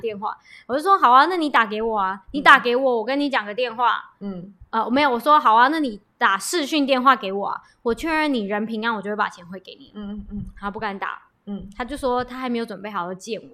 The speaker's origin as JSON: {"language": "Chinese", "country": "Taiwan", "said": "他知道我是台湾人"}